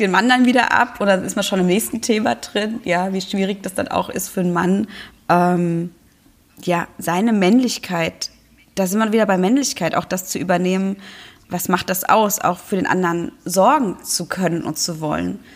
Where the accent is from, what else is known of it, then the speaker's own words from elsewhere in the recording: Germany; bei uns in Deutschland